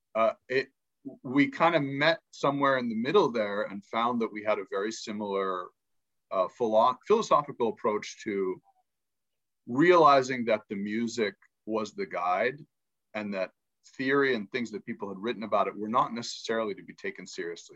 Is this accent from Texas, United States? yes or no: no; Pittsburgh, Pennsylvania, United States; first language English; moved away as an adult; also born or lived in Egypt / New York; I grew up in Pittsburgh, Pennsylvania